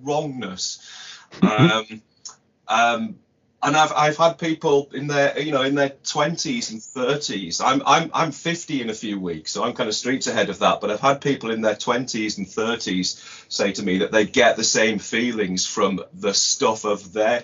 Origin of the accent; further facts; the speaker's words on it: United Kingdom; as a British kid in the 70s